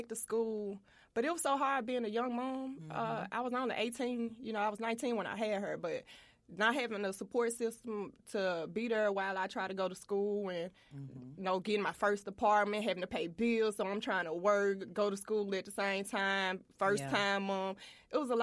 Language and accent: English; Memphis, Tennessee, United States; My middle school years, I was in Orange Mound. Went to Melrose, transferred to North Memphis